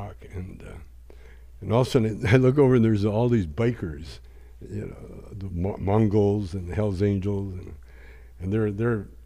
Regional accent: Canada; moved away; I'm from Canada

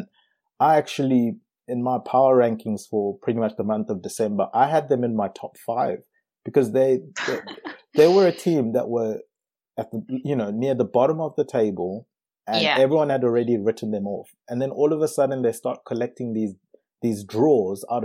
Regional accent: South Africa; moved away; also born or lived in Zimbabwe; Me being from Zimbabwe and growing up in South Africa

